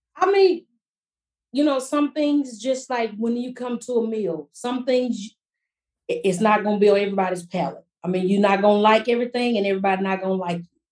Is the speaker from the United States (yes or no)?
yes; Fort Worth, Texas, United States; also born or lived in Mansfield, Texas; growing up in Fort Worth to me is kind of country, but we still have a little city life.